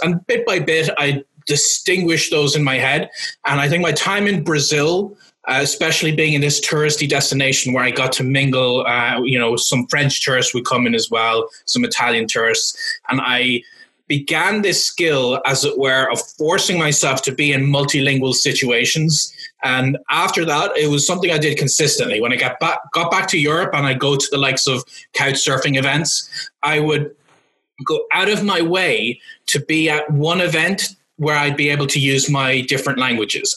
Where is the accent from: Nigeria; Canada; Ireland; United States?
Ireland; Cavan, Ulster; first language English; moved away; my hometown of Cavan in Ireland